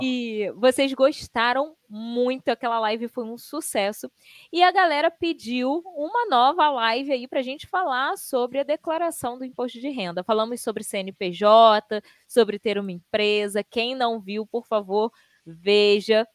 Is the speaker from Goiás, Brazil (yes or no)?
no; Rio de Janeiro, Brazil; Eu sou do Rio de Janeiro